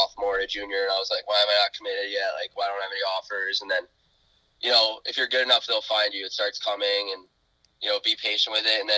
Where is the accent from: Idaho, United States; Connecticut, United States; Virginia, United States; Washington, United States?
Connecticut, United States; moved away; also born or lived in Chicago; I grew up in Connecticut